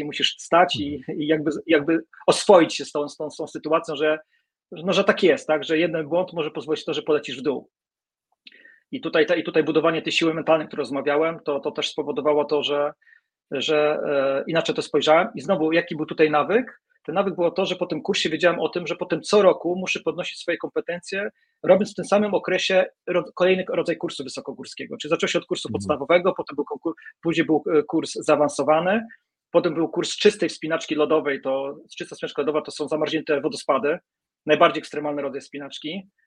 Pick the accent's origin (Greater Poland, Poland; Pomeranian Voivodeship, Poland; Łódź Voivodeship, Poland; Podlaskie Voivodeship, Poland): Pomeranian Voivodeship, Poland; Gdańsk; jestem gdańszczaninem